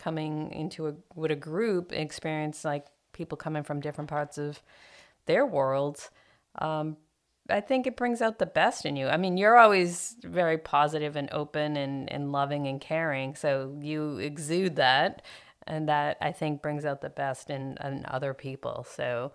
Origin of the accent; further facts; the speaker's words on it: Boston, Massachusetts, United States; moved away as an adult; I'm from the East Coast and Boston area